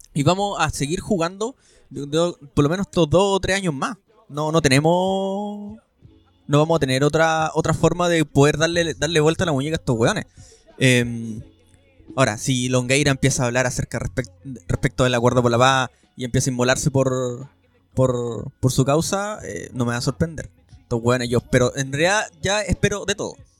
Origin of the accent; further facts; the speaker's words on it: Chile; como chilenos